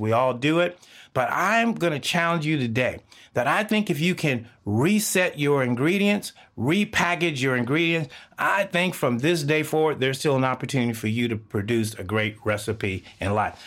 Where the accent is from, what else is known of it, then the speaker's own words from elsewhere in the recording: Texas, United States; I grew up in the South of the United States, Texas.